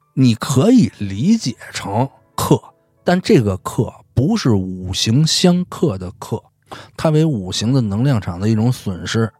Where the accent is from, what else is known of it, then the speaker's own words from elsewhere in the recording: Beijing, China; 其实在北京，咱们北京的这土话中